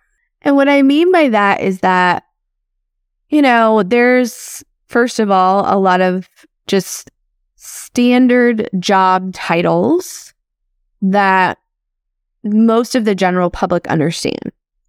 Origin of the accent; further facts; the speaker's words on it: Midwest, United States; I grew up in the Midwest. I still live in the Midwest.